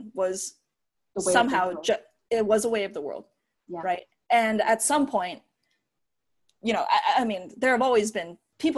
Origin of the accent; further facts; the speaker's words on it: United States; I am an American too, right? My parents are Chinese, but I was born in the U.S.